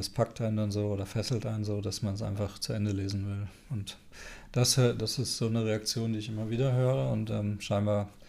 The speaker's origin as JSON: {"language": "German", "region": "North Rhine-Westphalia", "country": "Germany", "said": "also ich komme ja ursprünglich aus Westfalen und mache dort auch immer wieder mal Lesungen"}